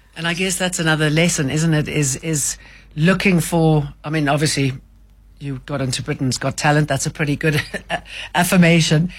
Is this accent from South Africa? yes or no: yes; South Africa; moved away as an adult; I'm South African.